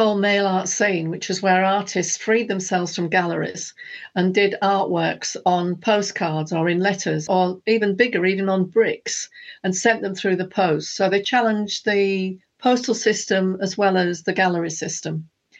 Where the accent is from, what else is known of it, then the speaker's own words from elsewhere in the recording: Hull, Yorkshire and the Humber, United Kingdom; And I was from a working-class background. I was from Hull, where the fishermen's wives were fighting for survival.